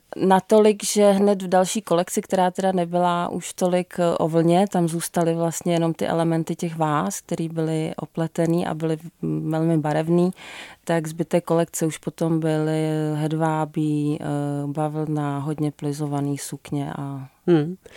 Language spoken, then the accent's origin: Czech; Jizera Mountains, Liberec Region, Czechia; já jsem z Jizerek